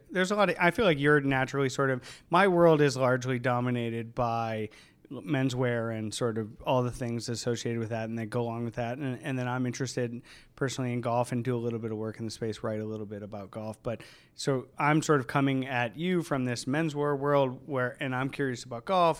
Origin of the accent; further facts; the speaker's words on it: Cleveland, Ohio, United States; moved away; I grew up on the east side of Cleveland